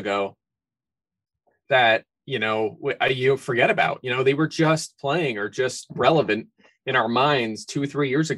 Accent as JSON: {"language": "English", "town": "Philadelphia", "region": "Pennsylvania", "country": "United States", "tie": "born or raised there", "said": "I grew up in the Philly area."}